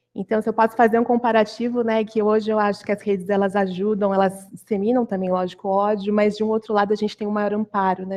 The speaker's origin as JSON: {"language": "Portuguese", "town": "Campinas", "region": "São Paulo", "country": "Brazil", "moved": "as an adult", "lives_now": "São Paulo, Brazil", "said": "eu sou do, de Campinas, né? Mas arranjei um emprego aqui em São Paulo então, saí da casa dos pais"}